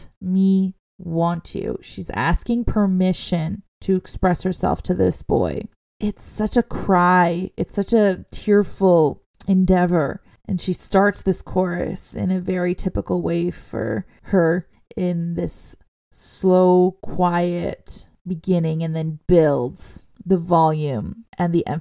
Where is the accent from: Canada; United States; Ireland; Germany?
Canada; as a Canadian girl myself